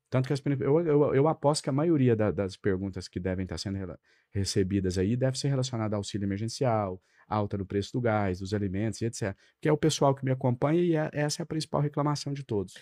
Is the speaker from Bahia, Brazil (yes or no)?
no; Ituiutaba, Minas Gerais, Brazil; moved away as an adult; now in Brasília, Brazil; Lá na minha cidade natal, em Tuiutaba